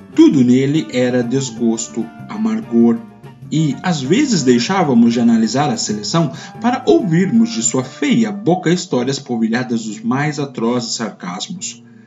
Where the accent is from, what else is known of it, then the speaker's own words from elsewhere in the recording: Brazil; aquilo que nós somos, brasileiros